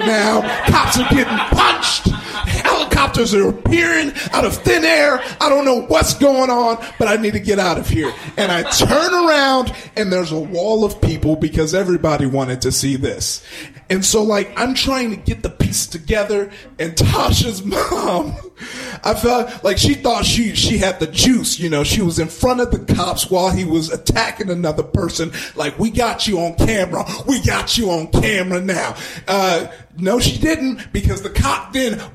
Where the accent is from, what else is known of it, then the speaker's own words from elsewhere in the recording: Compton, California, United States; I grew up in Compton, and neighboring Compton was Watts